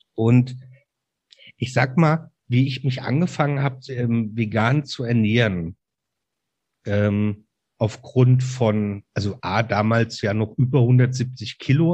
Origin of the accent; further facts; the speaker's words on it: Mainz, Rhineland-Palatinate, Germany; Ich bin ein echter Mainzer Bub, also Mainzer, ähm, und mit Leib und Seele Rheinhesse